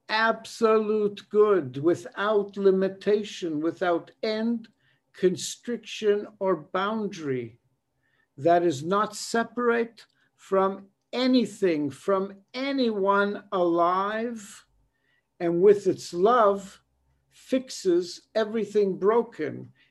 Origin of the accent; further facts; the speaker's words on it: Israel; born there; I was born in Israel, and I was so glad every time I returned here.